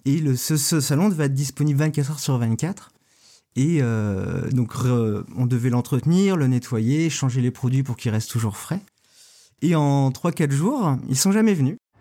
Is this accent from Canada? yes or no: no; Lorient, Brittany, France; also born or lived in Quimper / Saint-Nazaire; je suis né à, Quimper, mais j'ai grandi à Lorient. J'ai été de l'école primaire au collège euh, à Lorient.